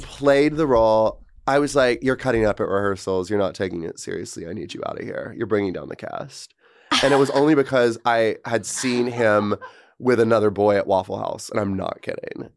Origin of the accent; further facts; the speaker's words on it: Georgia, United States; moved away as an adult; my hometown is where Marjorie Taylor Greene lives